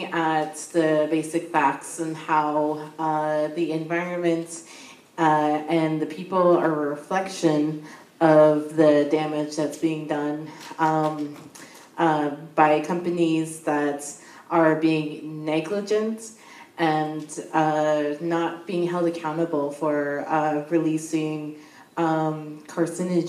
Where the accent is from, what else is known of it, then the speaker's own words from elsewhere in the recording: Sarnia, Ontario, Canada; I'm from the Amjanong First Nation.